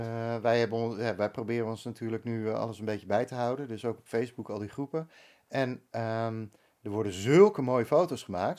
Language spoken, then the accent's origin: Dutch; Bakkum, North Holland, Netherlands; moved away as an adult; also born or lived in Amsterdam; now in Castricum, Netherlands; ik ben opgegroeid in Bakken